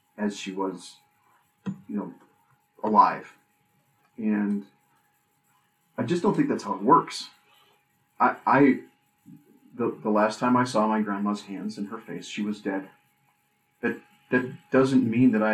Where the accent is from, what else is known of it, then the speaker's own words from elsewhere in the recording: Minnesota, United States; moved away; the family in Minnesota